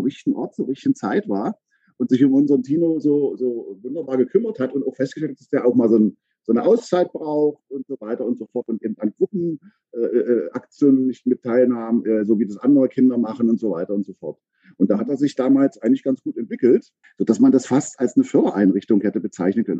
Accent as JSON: {"language": "German", "town": "Aken", "region": "Saxony-Anhalt", "country": "Germany", "moved": "yes", "lives_now": "Berlin, Germany", "said": "komme ursprünglich aus Sachsen-Anhalt, äh, aus Aachen an der Elbe"}